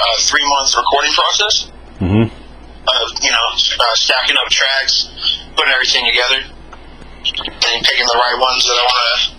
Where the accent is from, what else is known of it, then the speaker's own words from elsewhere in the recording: Los Angeles, California, United States; I'm from L.A., you know, on the outskirts. You know, 22 years old.